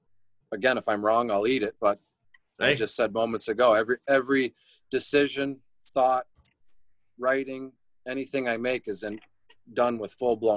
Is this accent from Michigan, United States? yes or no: yes; Detroit, Michigan, United States; me being born and raised in Detroit or being a Detroit Lions fan.